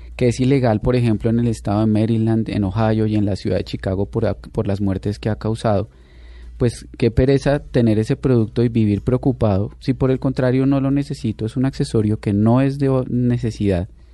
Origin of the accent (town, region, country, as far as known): Colombia